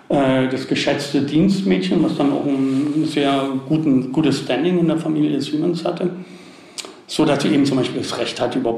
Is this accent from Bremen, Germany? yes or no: no; Berlin, Germany; born there; also da wurde ich gebastelt, in Berlin bin ich dann geboren.